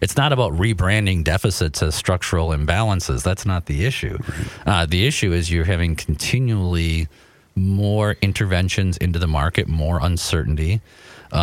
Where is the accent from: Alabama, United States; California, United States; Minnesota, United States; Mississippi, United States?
Minnesota, United States; Rosemount; also born or lived in St. Paul, Minnesota; I was born in St. Paul over by the fairgrounds, and then when I was a kid, we moved out to the Bermuda Triangle of the South Metro